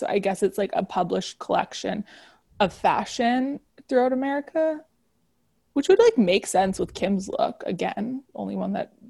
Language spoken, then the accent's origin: English; Canada; We're Canadian, so we don't really know the monuments all that well.